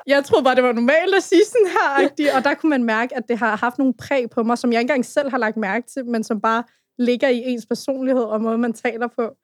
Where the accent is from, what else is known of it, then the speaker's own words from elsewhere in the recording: Brøndby Strand, Capital Region of Denmark, Denmark; Jeg har boet på Vestegnen hele mit liv og vokset op i Frømby Strand